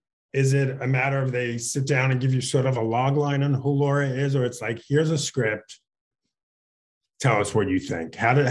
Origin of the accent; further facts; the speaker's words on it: New York City, New York, United States; moved away; And I grew up in Queens. So I know, you know, I know New York.